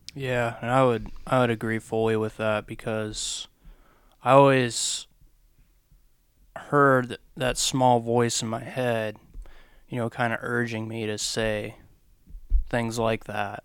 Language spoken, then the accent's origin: English; Ohio, United States; moved away as an adult; also born or lived in Lynchburg, Virginia; we're both from Ohio, the very, very, very flat part of Ohio, all the way up by the lakes